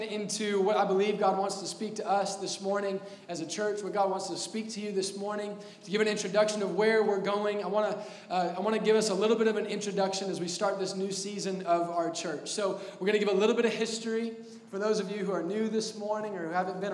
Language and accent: English; Indianapolis, Indiana, United States; also born or lived in Texas; Born and raised here in the Castleton, Indianapolis area